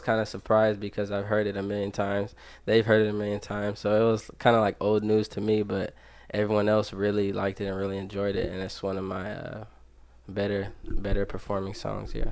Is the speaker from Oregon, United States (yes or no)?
no; Dayton, Ohio, United States; I grew up here in Dayton, Ohio